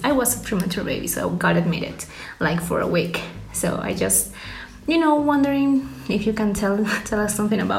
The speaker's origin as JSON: {"language": "English", "country": "Peru", "said": "I'm from Peru. I'm a doctor, as you can see."}